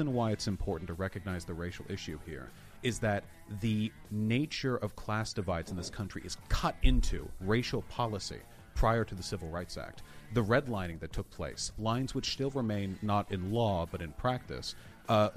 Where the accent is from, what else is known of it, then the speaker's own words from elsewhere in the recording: Beverly Hills, California, United States; I grew up in Beverly Hills